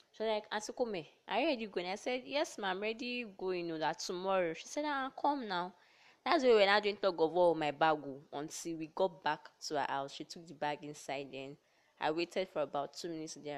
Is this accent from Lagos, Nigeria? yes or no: no; Delta, Nigeria; I hail from Delta State